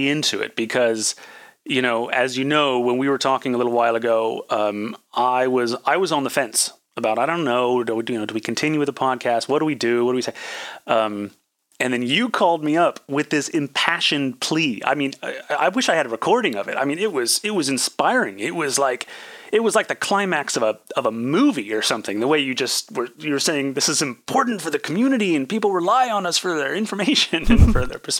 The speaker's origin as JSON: {"language": "English", "region": "California", "country": "United States", "tie": "born or raised there", "said": "I mean, it's more diverse than the town I grew up in Northern California and a lot of other places."}